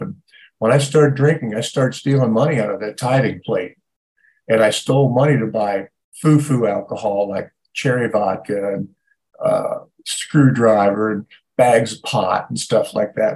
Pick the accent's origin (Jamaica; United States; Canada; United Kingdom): United States; Ohio; moved away; I grew up in Ohio